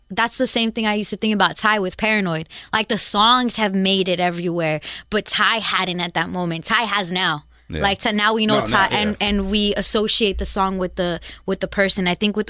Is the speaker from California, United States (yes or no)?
yes; Long Beach, California, United States; but I'm from Long Beach.